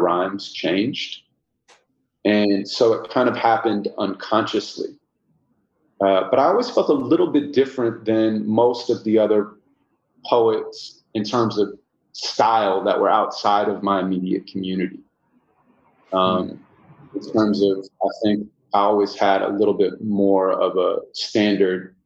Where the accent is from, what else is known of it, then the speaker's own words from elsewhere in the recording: Santa Monica, California, United States; I was born and raised in Santa Monica, California